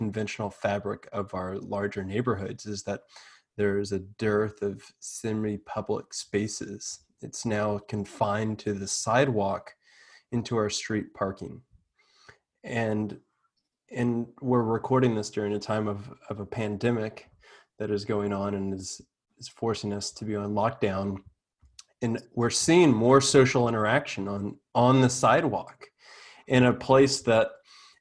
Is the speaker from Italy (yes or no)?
no; the South, United States; I grew up in the South where porch living was necessary